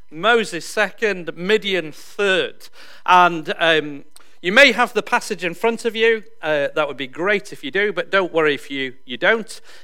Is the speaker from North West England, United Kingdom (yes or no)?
no; Yorkshire and the Humber, United Kingdom; moved away as an adult; now in New Zealand; I come from Yorkshire in England.